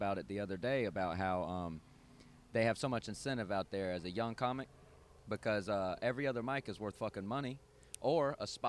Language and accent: English; Georgia, United States; moved away as an adult; also born or lived in Gwinnett County, Georgia / Hall County, Georgia / Las Vegas; born and raised in Georgia for 30 years